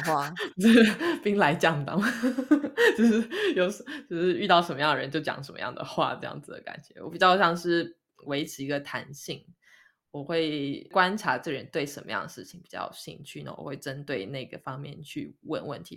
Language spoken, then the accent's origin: Chinese; Kaohsiung, Taiwan; moved away as an adult; now in Sweden; 都有种回到高雄的感觉